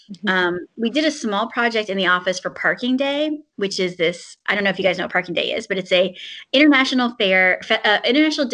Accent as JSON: {"language": "English", "region": "Southern Virginia", "country": "United States", "also_born_or_lived": "China / San Francisco / New Haven", "moved": "yes", "said": "I'm from Southern Virginia originally"}